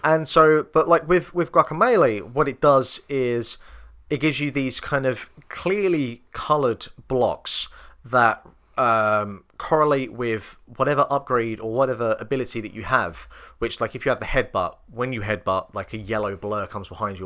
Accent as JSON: {"language": "English", "region": "England", "country": "United Kingdom", "said": "me being English"}